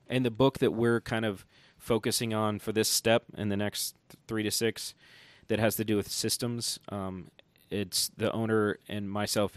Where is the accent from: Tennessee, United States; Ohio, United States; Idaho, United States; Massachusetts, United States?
Tennessee, United States; Johnson City; also born or lived in Cincinnati; now in Asheville, United States; I grew up in Johnson City, Tennessee